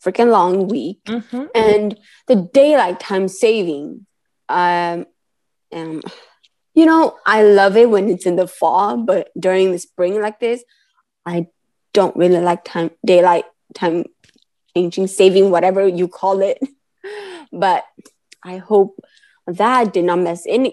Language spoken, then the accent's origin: English; California, United States; I'm from California.